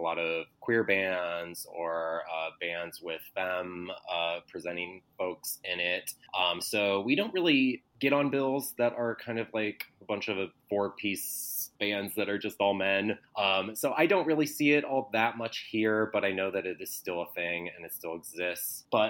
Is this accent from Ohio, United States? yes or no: yes; Cleveland, Ohio, United States; now in Chicago, United States; So I came from Cleveland, but I've been in Chicago for about 15 years.